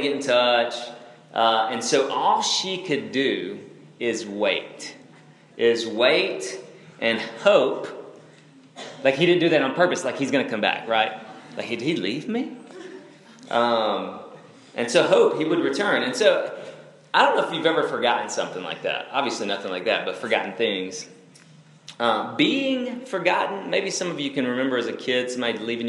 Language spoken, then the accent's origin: English; North Alabama, United States; moved away; I'm originally from Alabama